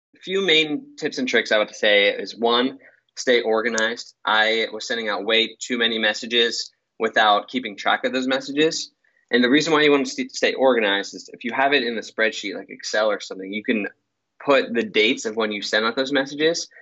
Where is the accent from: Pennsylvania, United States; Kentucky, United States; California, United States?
Pennsylvania, United States; Pittsburgh; I'm from Pittsburgh, Pennsylvania.